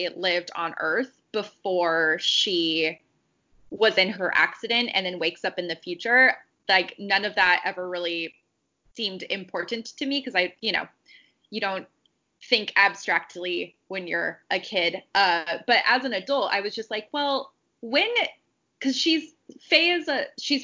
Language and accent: English; United States; I grew up in the United States where Betamax wasn't a thing